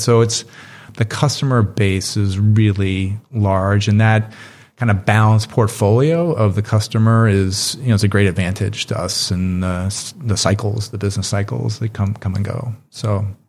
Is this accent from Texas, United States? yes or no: no; Chicago, Illinois, United States; also born or lived in Richmond, Virginia; I grew up in Chicago